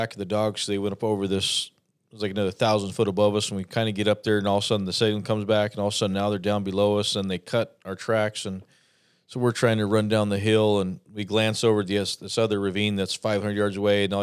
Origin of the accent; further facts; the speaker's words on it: Arizona, United States; I'm from Arizona at 1,000 foot